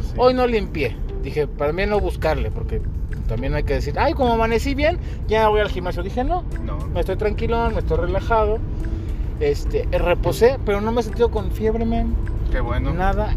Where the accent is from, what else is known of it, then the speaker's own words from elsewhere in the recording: Mexico; como buen mexicano, porque somos puntuales los mexicanos